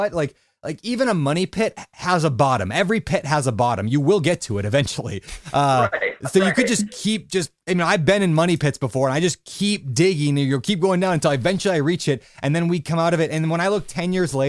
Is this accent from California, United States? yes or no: no; Minneapolis, Minnesota, United States; now in Hawaii, United States; My hometown, sort